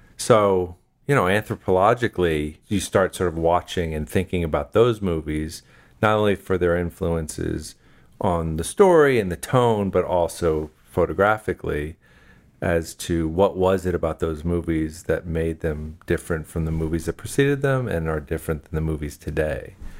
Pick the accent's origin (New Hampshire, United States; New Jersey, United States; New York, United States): New Jersey, United States; I'm from New Jersey